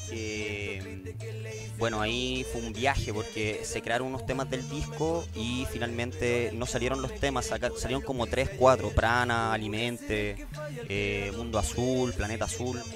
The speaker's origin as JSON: {"language": "Spanish", "country": "Chile", "said": "como chileno"}